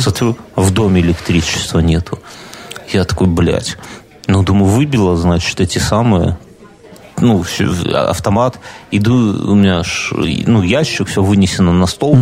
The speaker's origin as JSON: {"language": "Russian", "region": "Minsk", "country": "Belarus", "said": "Я минчанин, я ж в Минске прописан"}